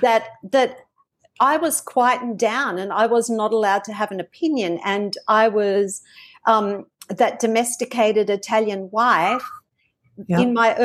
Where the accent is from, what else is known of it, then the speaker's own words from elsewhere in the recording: Australia; accent: Australian; this is my Australian accent coming out now